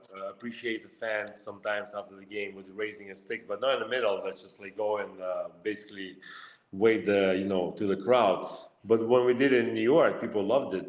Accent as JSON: {"language": "English", "country": "Lithuania", "tie": "born or raised there", "also_born_or_lived": "Russia", "moved": "yes", "said": "I was born in Lithuania, grew up uh, in a small town"}